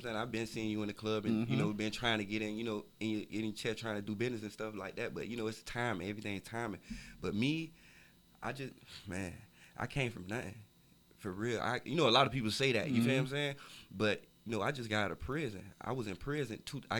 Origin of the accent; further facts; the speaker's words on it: Florida, United States; But, you know, my family for Coconut Grove, I was raised in Kara City. And, you know, was in Opa-locka a lot.